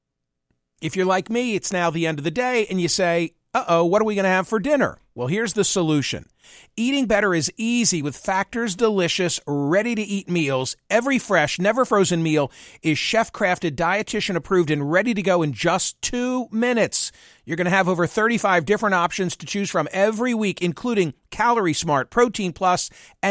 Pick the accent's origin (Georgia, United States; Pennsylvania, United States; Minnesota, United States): Pennsylvania, United States; Doylestown; the town in which I was born and raised